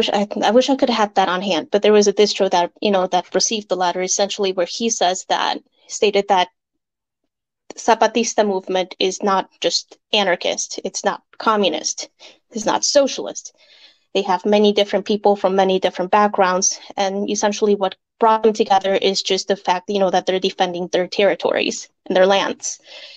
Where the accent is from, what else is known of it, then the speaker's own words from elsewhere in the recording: Mexico City, Mexico; born there; So my family, well, my parents were born in Mexico City, and I was born in Mexico City too.